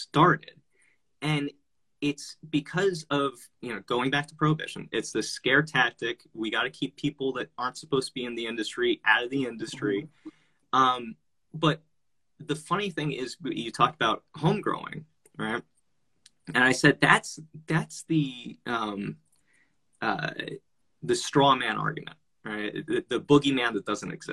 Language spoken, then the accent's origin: English; New Jersey, United States; now in Las Vegas, United States; I grew up in Jersey